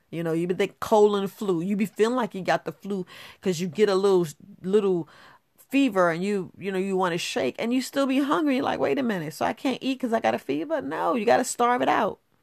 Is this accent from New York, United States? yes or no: yes; New York, United States; also born or lived in Florida; I was born in Florida, but I grew up in New York